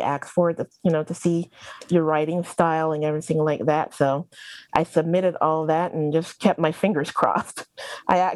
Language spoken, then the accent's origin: English; Barbados; also born or lived in New York; now in North Carolina, United States; I am originally from Barbados, a small island in the Caribbean, and by way of New York, I ended up in North Carolina, living here with my husband and my kids